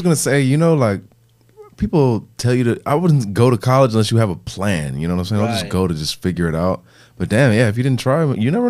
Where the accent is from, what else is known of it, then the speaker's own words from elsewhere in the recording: Illinois, United States; I'm from Illinois.